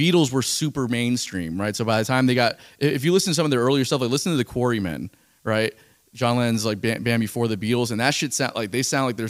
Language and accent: English; South Broward, Florida, United States; like I grew up in South Broward, so it wasn't quite Miami, but it was like at that time when I was growing up, it was like people had it or they didn't. Now, like everybody there growing up has the accent.